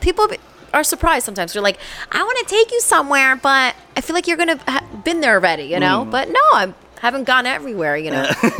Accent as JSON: {"language": "English", "town": "Ridgefield Park", "region": "New Jersey", "country": "United States", "tie": "born or raised there", "also_born_or_lived": "Washington Heights, New York", "lives_now": "East Rutherford, United States", "said": "I was born in New York, but I moved to Richfield Park when I was like 7."}